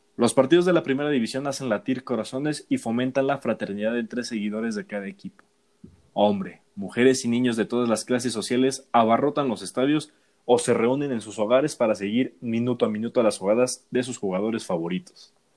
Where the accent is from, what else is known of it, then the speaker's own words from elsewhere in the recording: Mexico; es lindo hablar de nuestro país